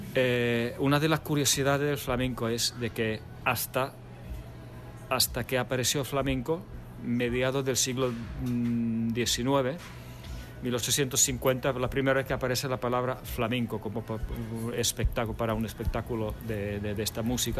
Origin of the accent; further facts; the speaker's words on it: Finland; moved away as an adult; also born or lived in Buenos Aires, Argentina / France; now in Spain; yo nací en Buenos Aires hace ya bastante tiempo. Mis padres son finlandeses. Yo me fui de pequeño, eh, luego estuve viviendo en Francia unos años y la mayor parte de mi infancia sí la pasé en Finlandia